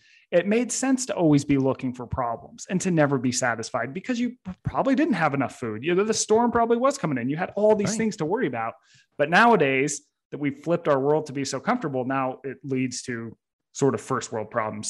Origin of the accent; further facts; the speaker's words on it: Utah, United States; I grew up in Utah.